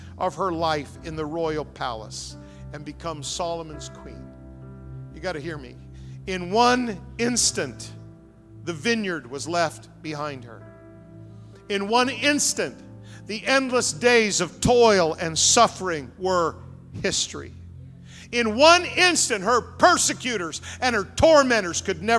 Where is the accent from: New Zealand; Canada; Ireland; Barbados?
Canada; Fredericton, New Brunswick; I grew up in Fredericton, New Brunswick